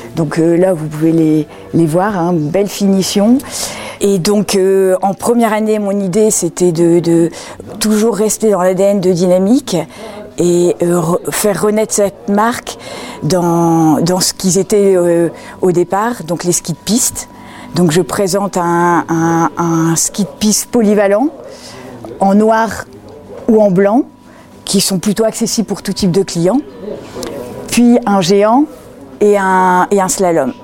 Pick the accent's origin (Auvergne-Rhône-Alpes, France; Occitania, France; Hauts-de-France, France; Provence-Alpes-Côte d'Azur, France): Hauts-de-France, France; the North; moved away as an adult; also born or lived in Madrid, Spain / Argentina; je viens du nord. je suis une ch'ti.